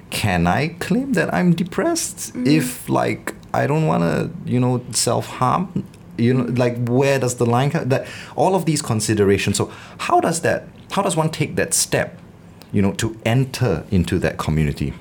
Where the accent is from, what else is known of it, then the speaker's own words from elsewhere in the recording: Singapore; growing up in the Singapore education system